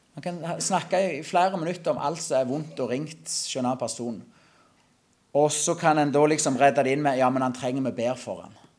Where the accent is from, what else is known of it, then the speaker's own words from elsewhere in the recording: Klepp, Rogaland, Norway; Jeg kommer ifra Klepp. For de som godt kjente det, så jeg vokste opp på en gard på Salte. Det er fortsatt i Klepp kommune